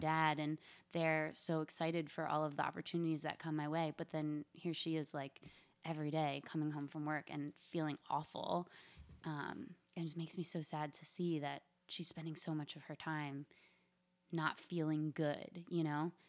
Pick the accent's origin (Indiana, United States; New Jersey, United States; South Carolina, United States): New Jersey, United States; Philadelphia area; moved away as an adult; also born or lived in South Florida / New York; I am from the South Jersey, Philadelphia area. I lived there through high school